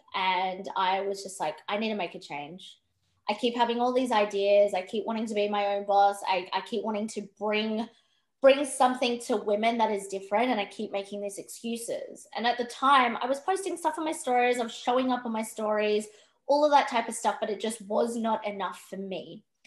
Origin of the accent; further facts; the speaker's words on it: Perth, Western Australia, Australia; I grew up in Perth. Um, I was living up until I was about nine, 10, I was living up north of Western Australia. Um, and then we moved to Perth, me and my family.